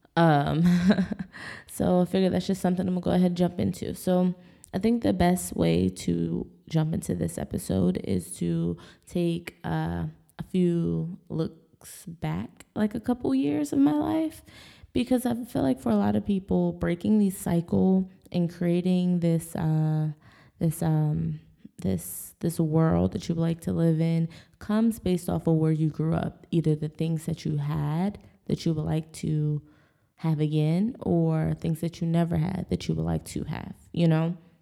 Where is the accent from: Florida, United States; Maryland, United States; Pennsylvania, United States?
Maryland, United States; Bel Air; moved away; also born or lived in Texas; I grew up in Bel Air, Maryland